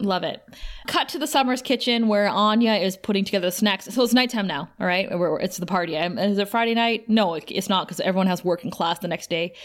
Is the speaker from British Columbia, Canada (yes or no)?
no; Thunder Bay, Ontario, Canada; moved away; Thunder Bay, my hometown